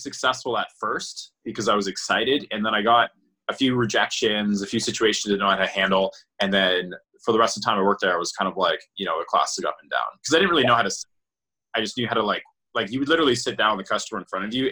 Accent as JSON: {"language": "English", "town": "Brantford", "region": "Ontario", "country": "Canada", "tie": "born or raised there", "said": "I moved back home to Brantford"}